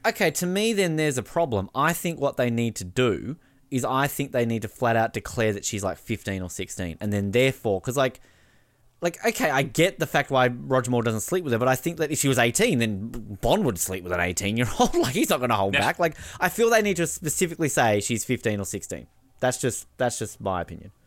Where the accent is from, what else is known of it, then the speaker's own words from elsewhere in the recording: Australia; as an Australian